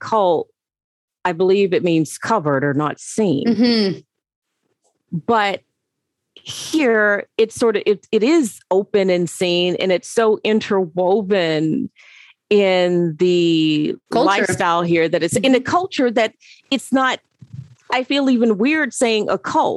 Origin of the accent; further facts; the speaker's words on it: the South, United States; moved away; being an African American coming from the South